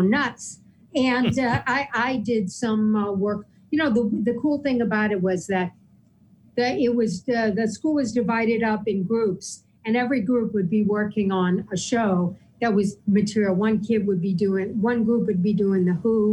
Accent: New York, United States; I'm a New Yorker.

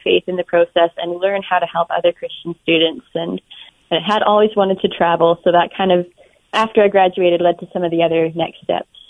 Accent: Alberta, Canada; in Alberta where I grew up. I'm Canadian.

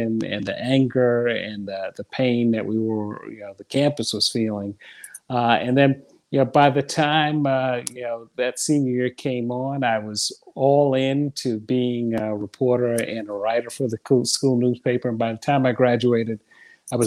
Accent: New York City, New York, United States; I grew up in Brooklyn and Bed-Stuy, and, you know, do or die Bed-Stuy

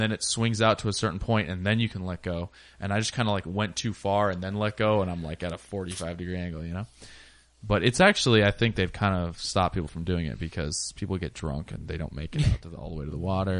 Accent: Washington, United States; now in Portland, United States; I'm a Seahawks fan, I'm from Washington

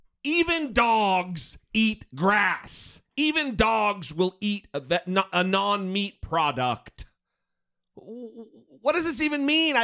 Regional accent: Northern Idaho, United States; when I grew up in Northern Idaho

